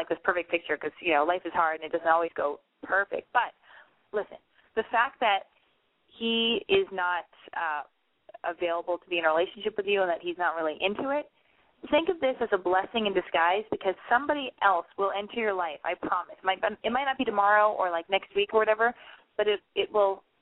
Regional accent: Utah, United States; I'm from Utah.

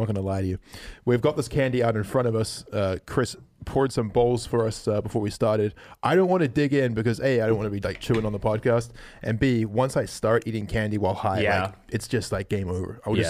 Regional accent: New Zealand; We're from New Zealand.

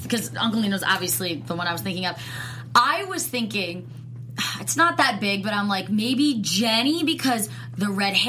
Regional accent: Hamilton, New Jersey, United States; moved away; They're literally filming in my hometown. Yes. I can't even believe it. Hamilton, New Jersey

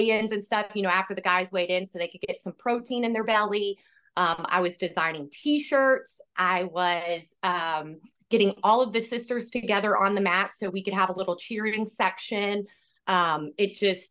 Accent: Georgia, United States; moved away as an adult; now in Iowa, United States; I'm originally from Georgia

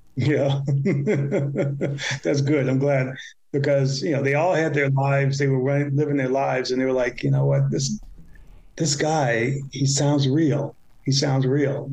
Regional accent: Chicago, Illinois, United States; I grew up in the South Side of Chicago

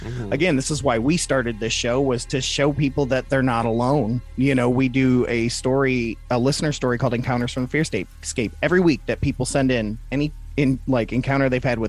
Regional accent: Toledo, Ohio, United States; also born or lived in Michigan; Like, I'm from Toledo, Ohio, and Michigan, so we get a lot of that Canadian accent anyways

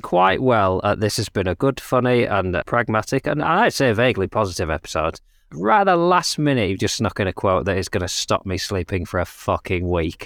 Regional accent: United Kingdom; we're British

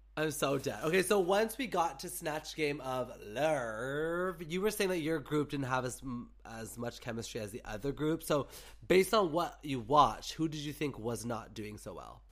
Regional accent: Canada; me as a Canadian

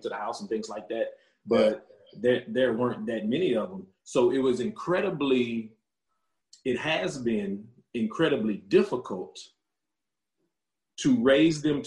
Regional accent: Lafayette, Louisiana, United States; growing up in Lafayette, you know, it's pretty, it's black and white.

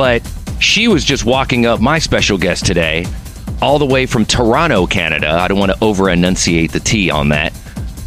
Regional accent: Mexico City, Mexico; I'm from Mexico City.

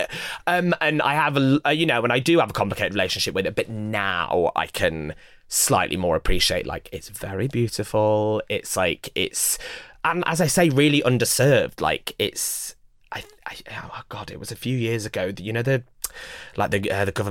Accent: Newark, East Midlands, United Kingdom; moved away as an adult; I grew up in Newark. I lived there till I was 18.

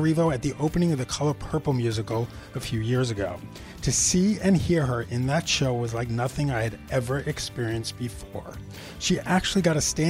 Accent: New York City, New York, United States; I'm just this little poor kid from Queens

